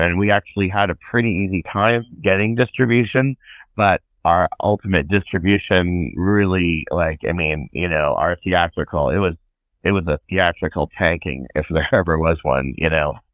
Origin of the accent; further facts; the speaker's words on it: Northern California, United States; I grew up in Northern California